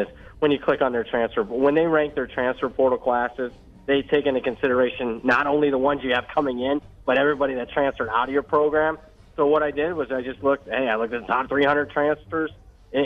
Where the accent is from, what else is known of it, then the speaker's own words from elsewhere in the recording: Ohio, United States; moved away; From my area, you know, Ohio's okay for pizza.